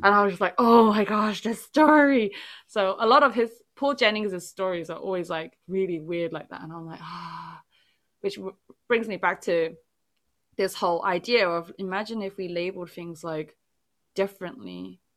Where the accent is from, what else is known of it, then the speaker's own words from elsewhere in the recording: England, United Kingdom; English is a second language; English was n, never, like, my first language despite being born in England